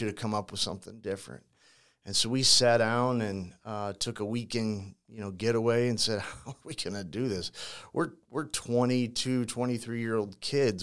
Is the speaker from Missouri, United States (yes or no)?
yes; St. Louis, Missouri, United States; also born or lived in Ferguson, Missouri; born and raised in St. Louis